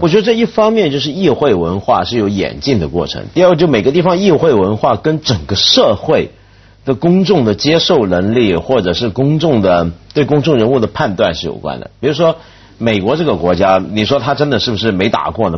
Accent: Taiwan; moved away; 我小时候台湾大

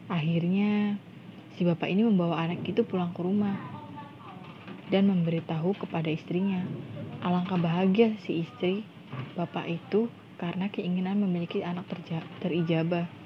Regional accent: Indramayu, West Java, Indonesia; teman-teman, aku sendiri asli dari Indramayu. Ya, Indramayu dan Cirebon itu sangat dekat lah ya.

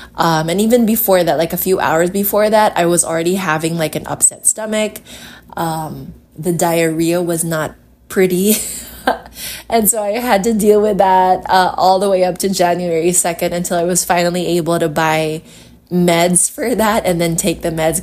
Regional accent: Iloilo City, Western Visayas, Philippines; I am from Iloilo City.

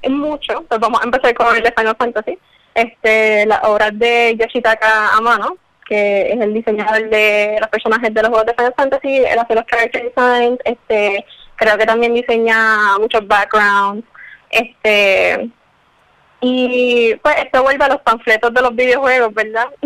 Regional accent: San Juan, Puerto Rico; Eh, yo soy de San Juan.

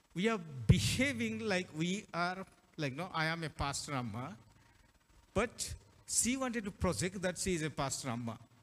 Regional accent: Hyderabad, Telangana, India; we are from Telangana, Hyderabad

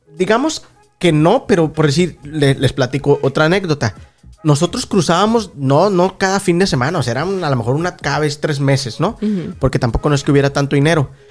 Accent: Ciudad Juárez, Chihuahua, Mexico; now in United States; yo vengo de Ciudad Juárez, Chihuahua

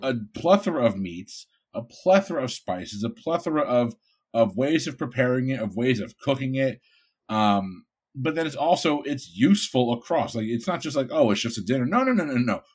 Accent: Bridgeport, Connecticut, United States; moved away; also born or lived in Florida; I'm from Bridgeport, Connecticut

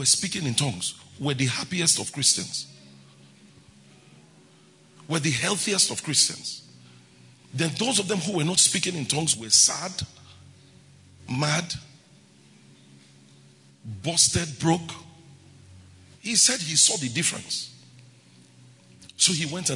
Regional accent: Benin City, Edo, Nigeria; I grew up in Benin

